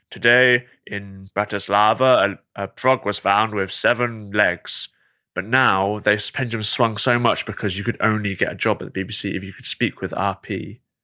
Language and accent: English; England, United Kingdom; This is me as an English person